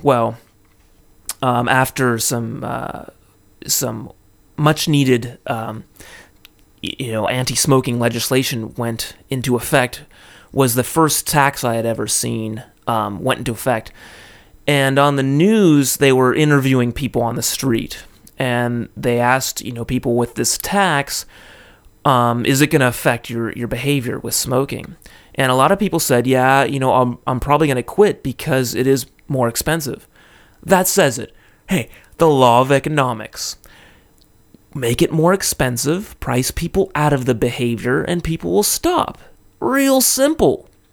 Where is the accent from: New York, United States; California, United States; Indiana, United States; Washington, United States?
California, United States; now in Japan; in the U S, my home state of California